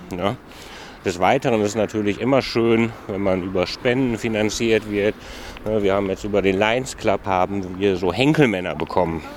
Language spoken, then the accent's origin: German; Mülheim an der Ruhr, North Rhine-Westphalia, Germany; ich komme aus Mülheim